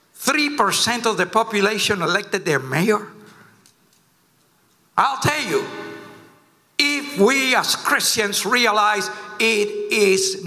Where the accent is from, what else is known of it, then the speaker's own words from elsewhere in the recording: Cuba; now in United States; I came from Cuba. I've seen communism firsthand